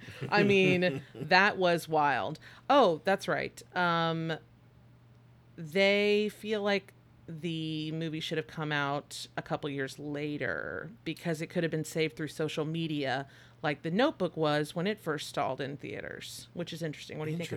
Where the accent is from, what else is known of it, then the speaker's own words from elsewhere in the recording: Midwest, United States; I'm from the Midwest. Repression is good.